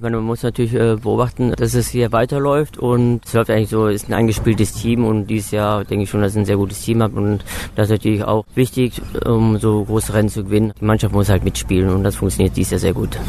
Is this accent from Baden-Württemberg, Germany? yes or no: no; Willich, North Rhine-Westphalia, Germany; now in Cologne, Germany; Geboren bin ich in Willig, das ist in der Nähe von Krefeld, 1965